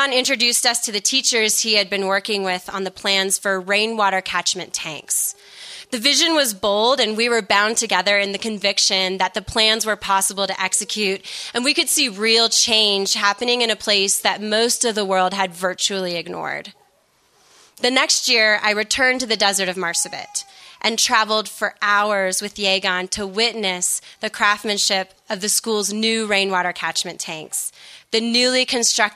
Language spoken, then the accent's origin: English; United States; as an American in the millennial generation, I came of age in a culture of self-actualization